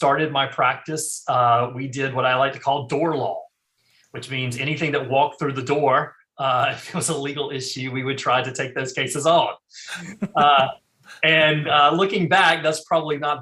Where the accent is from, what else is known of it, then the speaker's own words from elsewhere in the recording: eastern North Carolina, United States; I actually am originally from North Carolina. Born and raised.